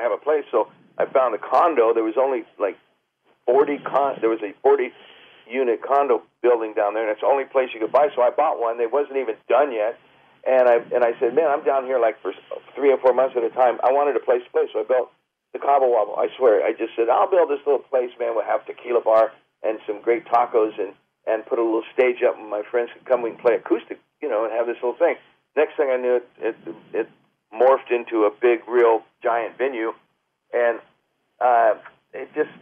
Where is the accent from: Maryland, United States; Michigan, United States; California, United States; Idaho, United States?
California, United States; Marin County; I'm from Marin